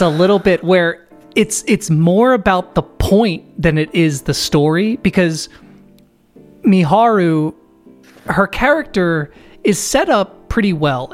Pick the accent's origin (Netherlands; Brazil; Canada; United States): United States; I'm American